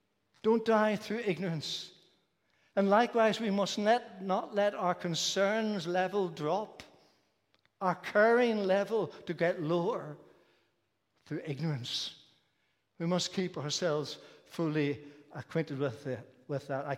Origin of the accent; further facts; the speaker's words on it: Belfast, Northern Ireland, United Kingdom; The church I was brought up in Belfast when I was younger was a large Presbyterian church